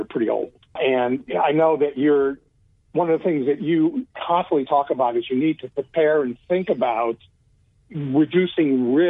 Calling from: Austin, Texas, United States; In the Austin area, Austin, Texas.

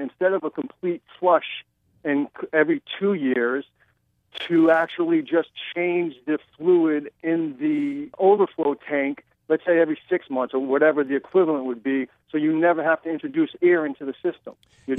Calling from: Fort Lauderdale, Florida, United States; Fort Lauderdale, Florida.

